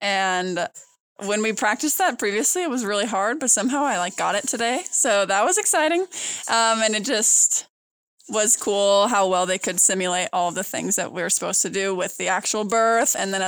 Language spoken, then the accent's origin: English; Broomfield, Colorado, United States; I'm from Broomfield, Colorado.